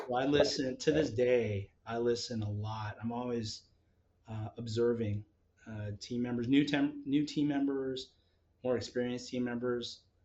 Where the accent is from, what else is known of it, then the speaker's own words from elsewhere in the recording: Las Vegas, Nevada, United States; also born or lived in Palo Alto, California; now in Seattle, United States; I grew up uh, in Las Vegas